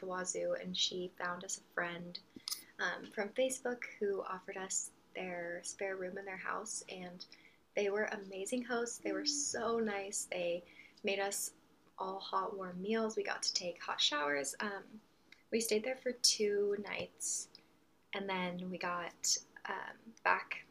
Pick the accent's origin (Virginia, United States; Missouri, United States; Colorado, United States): Colorado, United States; now in Texas, United States; we're from Colorado